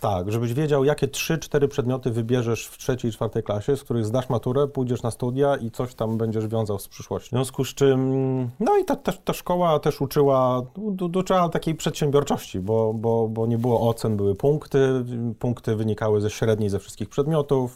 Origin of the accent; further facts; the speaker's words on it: Gorzów Wielkopolski, Lubusz Voivodeship, Poland; ja pochodzę z Gorzowa Wielkopolskiego